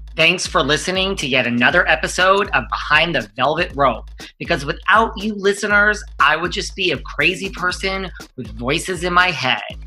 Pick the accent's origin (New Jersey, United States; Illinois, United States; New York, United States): New York, United States; I'm such a New Yorker